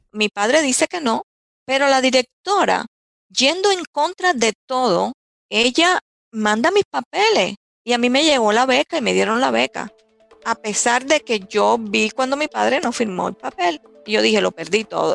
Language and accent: Spanish; Candelaria, Artemisa, Cuba; moved away as an adult; also born or lived in Holguín, Cuba; now in United States; Yo nací en Holguín, es una de las provincias más orientales de, de, Cuba, de mi país. Pero me mueven, mi familia se muda yo nací en el año 1960 y mi familia se muda cuando yo tenía ocho meses de nacida